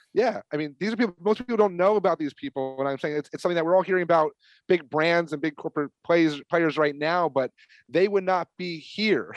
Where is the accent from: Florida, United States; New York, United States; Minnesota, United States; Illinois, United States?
New York, United States; I'm from New York